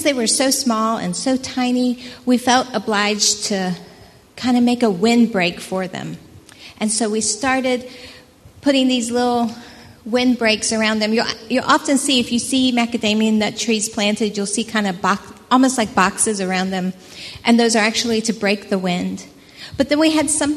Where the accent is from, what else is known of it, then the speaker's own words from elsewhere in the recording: United States; moved away as an adult; now in Port Edward, South Africa; we are originally from America